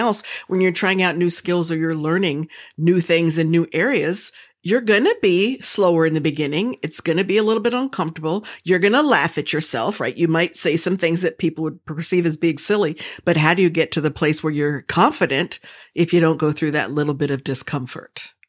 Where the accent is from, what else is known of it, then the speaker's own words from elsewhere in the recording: the South, United States; I'm from the South, and we don't tell people's age if they don't say so